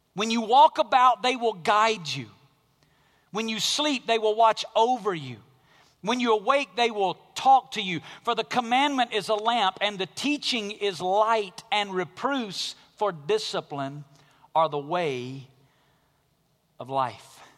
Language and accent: English; Alabama, United States; moved away as an adult; Growing up in Alabama, a regular part of life in Alabama is tornadoes. I was born and raised there, lived there till I was about twenty-three years old